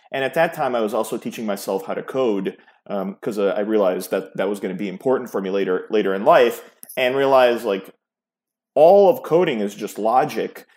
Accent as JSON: {"language": "English", "town": "New York City", "region": "New York", "country": "United States", "tie": "born or raised there", "also_born_or_lived": "Yugoslavia (Serbia)", "said": "I grew up in New York City, in the New York City area."}